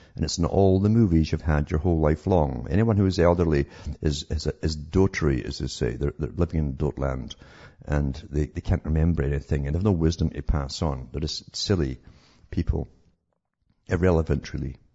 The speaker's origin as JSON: {"language": "English", "country": "United Kingdom", "tie": "born or raised there", "moved": "yes", "said": "I was growing up in Britain"}